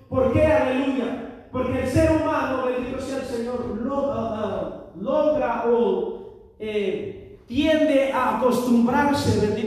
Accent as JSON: {"language": "Spanish", "country": "Mexico", "moved": "yes", "said": "al menos yo soy mexicano, yo vengo de otro país"}